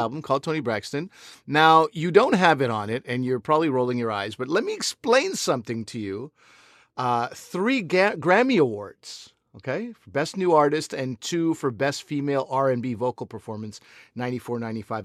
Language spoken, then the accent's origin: English; Quebec, Canada; I grew up in Quebec